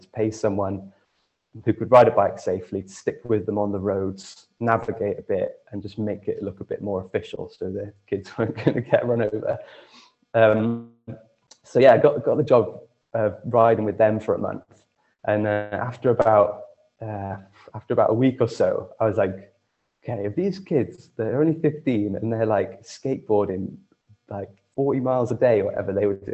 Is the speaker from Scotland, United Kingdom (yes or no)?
no; Monmouth, Wales, United Kingdom; back in my hometown of Monmouth